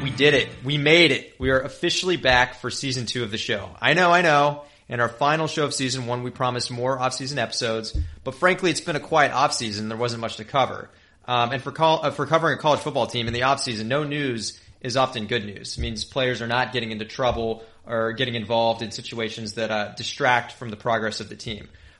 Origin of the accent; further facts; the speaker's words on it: the South, United States; I grew up in the South, so the pollen excuse is not gonna work for me. I've lived through pollen season for most of the years of my life.